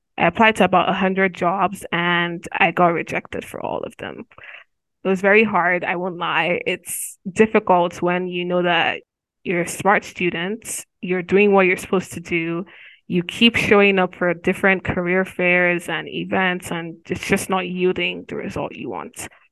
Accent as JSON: {"language": "English", "country": "Nigeria", "also_born_or_lived": "Nigerian black woman", "moved": "as an adult", "lives_now": "Missouri, United States", "said": "I'm from Nigeria"}